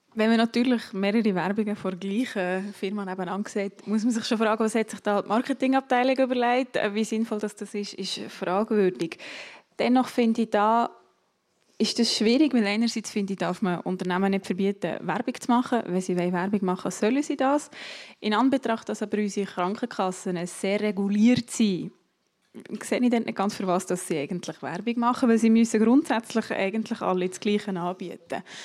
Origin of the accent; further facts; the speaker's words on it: Matten, Bern, Switzerland; Ich komme aus Mathe, das ist neben Interlaken